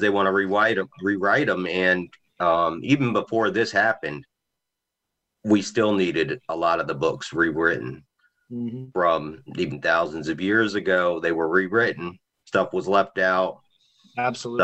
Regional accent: Virginia, United States; now in South Carolina, United States; I'm from Virginia

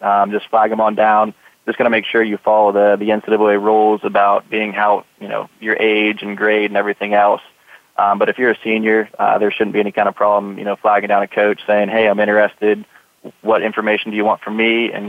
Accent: Pennsylvania, United States; moved away as an adult; now in Anniston, United States; I'm actually from Pennsylvania, so it's a lot warmer down here.

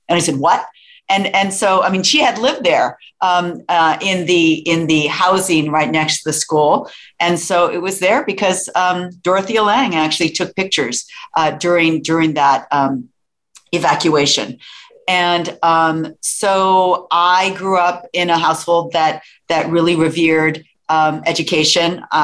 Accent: Sunnyvale, California, United States; born or raised there; also born or lived in San Francisco, California

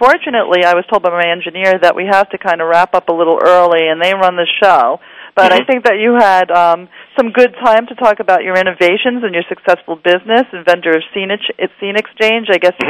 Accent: New York, United States; I'm from New York

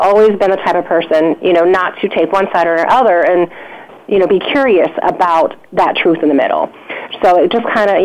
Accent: Chicago, Illinois, United States; now in North Carolina, United States; I'm actually from Chicago and grew up there and moved to North Carolina

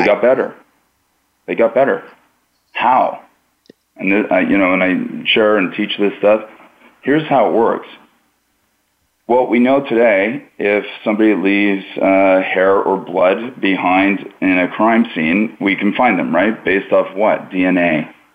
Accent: Pickering, Ontario, Canada; where I was growing up in Pickering, Ontario, Canada

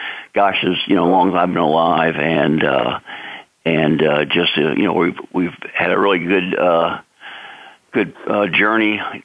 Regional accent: St. Louis, Missouri, United States; now in Lafayette, Louisiana, United States; I'm calling from my hometown of Lafayette, Louisiana, down here in Cajun country. You know, originally from St. Louis, Missouri

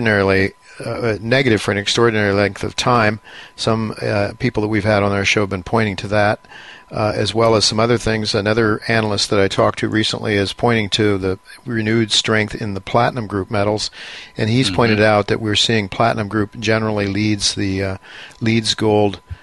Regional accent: New York, United States; as a New Yorker

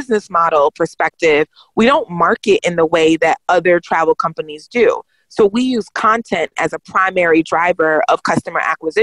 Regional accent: United States; growing up in America

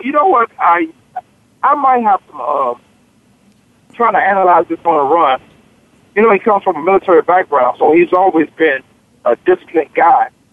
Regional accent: Newport News, Virginia, United States; I come from Newport News, Virginia. They call my place Bad News, Virginia

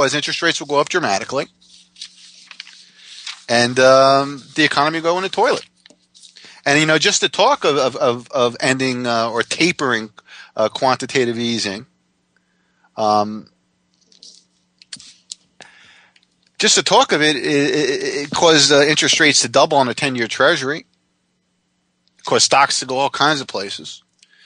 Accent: Jackson Township, United States; my hometown Jackson Township high school newspaper

